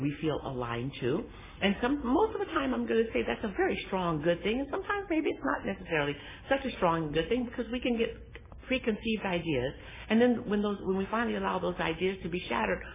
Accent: Los Angeles, California, United States; I was born in Los Angeles, raised in Watts in the projects

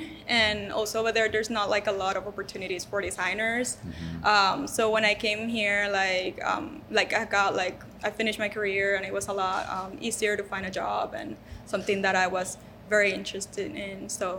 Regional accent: Puerto Rico; moved away as an adult; now in United States; I came from Puerto Rico when I was 19, and I married to a Mexican

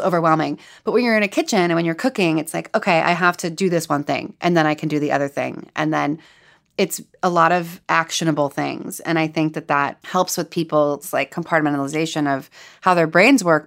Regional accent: Los Angeles, California, United States; I'm from Los Angeles. I could have chosen to live at home

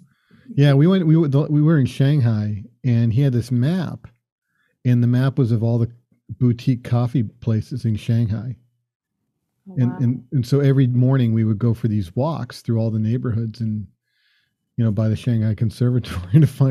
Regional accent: Florida, United States; now in Boston, United States; I grew up in Florida and cut grass.

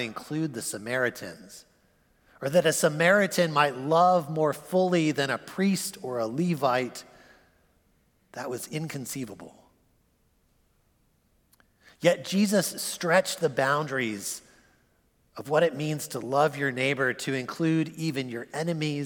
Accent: United States; As American Christians

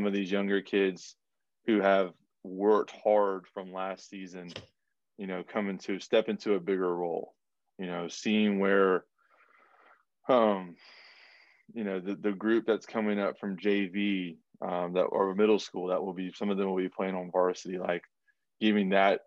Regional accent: North Florida, United States; growing up in Florida, like, and we were in North Florida

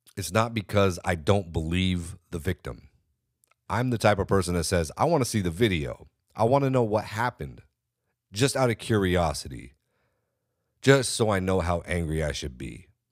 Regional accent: California, United States; I'm from California. I'm from California.

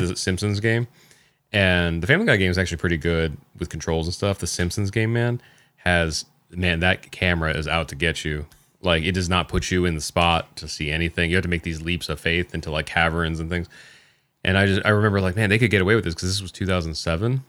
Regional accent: Kokomo, Indiana, United States; also born or lived in Greentown, Indiana; I grew up, I was born in Kokomo, like, and then for a few years lived in Kokomo, but then, like, when I went to, uh, high school and stuff, I was in a town called Greentown

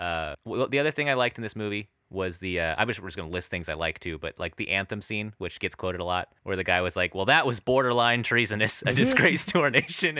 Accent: Alaska, United States; those commercials we'd see growing up in Alaska.

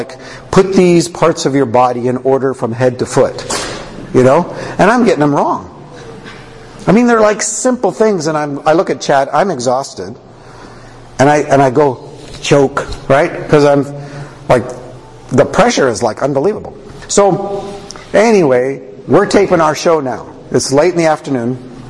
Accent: Canada; Now I'm a Canadian.

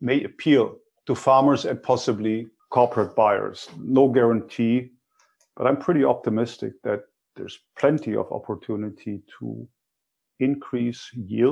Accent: Germany; moved away; my own background growing up in Germany

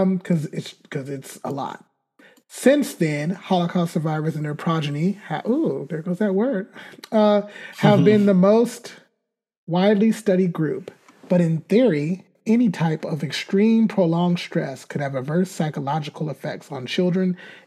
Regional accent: California, United States; we're both from America, both from California

